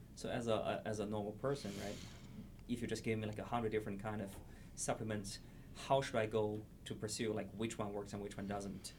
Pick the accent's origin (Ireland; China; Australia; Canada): China; now in La Crosse, United States; I came from China